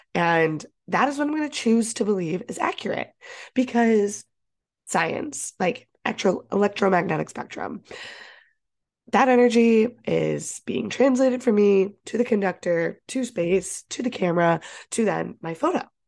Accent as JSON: {"language": "English", "region": "Ohio", "country": "United States", "tie": "born or raised there", "moved": "yes", "lives_now": "Boston, United States", "said": "I grew up in Ohio"}